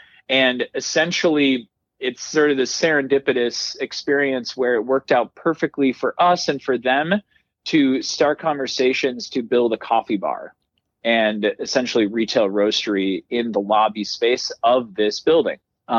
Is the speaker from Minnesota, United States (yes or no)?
yes; Twin Cities, Minnesota, United States; moved away as an adult; also born or lived in Boston; When I moved from Boston, I was originally from the Twin Cities.